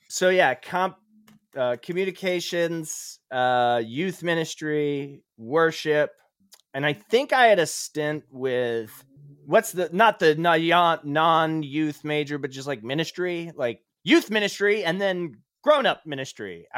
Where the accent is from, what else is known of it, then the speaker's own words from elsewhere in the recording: Cape Cod, Massachusetts, United States; moved away as an adult; also born or lived in New York; now in Indianapolis, United States; I grew up in Cape Cod, Massachusetts